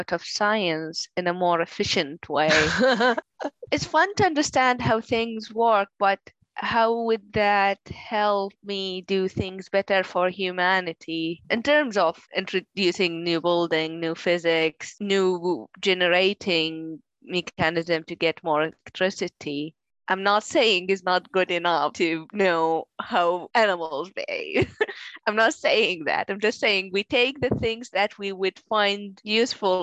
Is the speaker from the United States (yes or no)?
no; Iraq; moved away as an adult; now in United Kingdom; I'm originally from Iraq, where I did my undergrad.